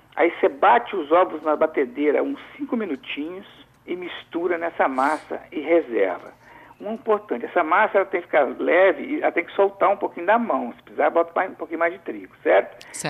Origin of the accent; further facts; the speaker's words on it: Alegre, Espírito Santo, Brazil; eu sou caipira, sou lá do Principado do Alegre